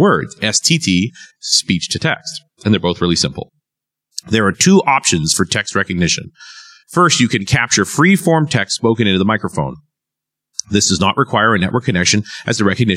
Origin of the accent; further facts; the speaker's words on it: Vancouver, British Columbia, Canada; I'm from Vancouver